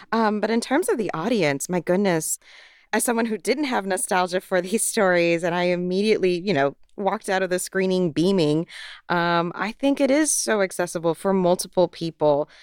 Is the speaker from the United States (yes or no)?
yes; Florida, United States; growing up in Florida